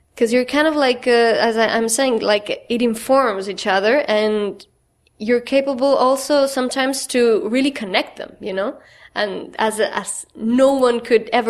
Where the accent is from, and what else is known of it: Chile; English is a second language; moved away as an adult; now in Brooklyn, United States